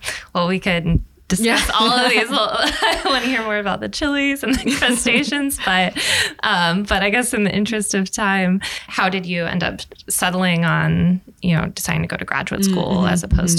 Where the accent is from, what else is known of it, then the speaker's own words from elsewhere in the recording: Arizona, United States; moved away; I'm also from the Southwest. I'm from Arizona.